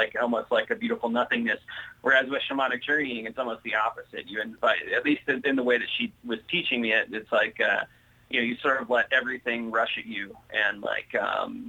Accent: Ohio, United States; I grew up in Ohio

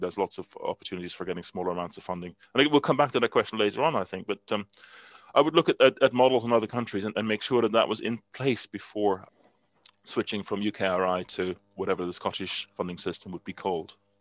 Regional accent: Netherlands; moved away; I'm from Holland originally, and I still have a Dutch passport.

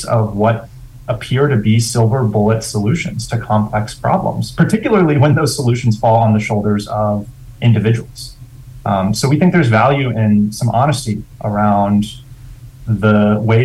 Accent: West Virginia, United States; moved away as an adult; I grew up in West Virginia

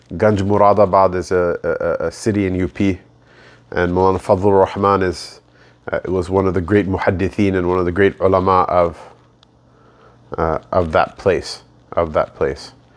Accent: United States; the Pakistani identity, which I was raised in, even though I was born in America, but I was raised being told I'm a Pakistani.

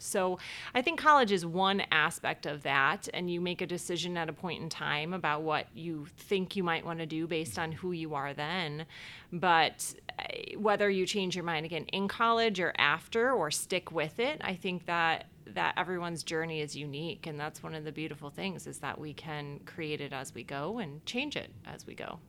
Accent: Cleveland Heights, Ohio, United States; moved away as an adult; now in Chicago, United States; I grew up in Ohio, actually a town called Cleveland Heights, Ohio

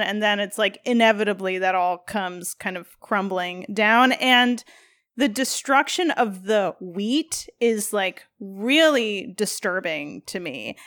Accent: Midwest, United States; as a Midwesterner

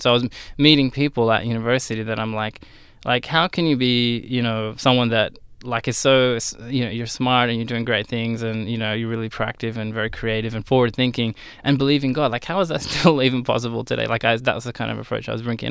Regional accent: Sydney, New South Wales, Australia; right here in Sydney, uh, around sort of southern Sydney area. And, uh, yeah, I went to high school there

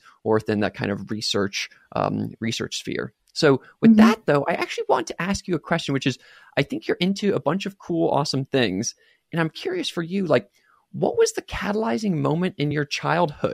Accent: United States; I was born and raised in America

